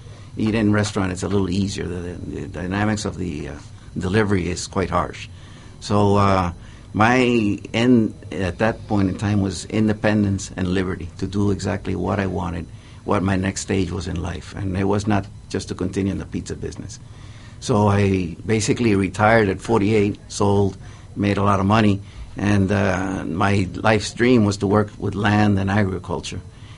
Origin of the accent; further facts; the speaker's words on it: New York, United States; Well, partially I was raised in New York. I lived 10 years in New York.